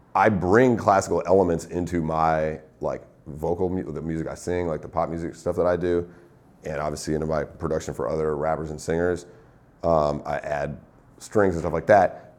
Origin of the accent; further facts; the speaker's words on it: Northeast, United States; moved away as an adult; also born or lived in New York; now in Los Angeles, United States; I'm from the Northeast